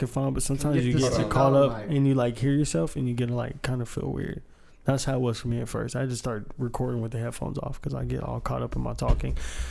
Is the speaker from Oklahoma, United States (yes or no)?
yes; Moore, Oklahoma, United States; You know, I go around my Mexican family. They act like I'm, you know, rich, or you know what I'm saying, because I'm from Moore.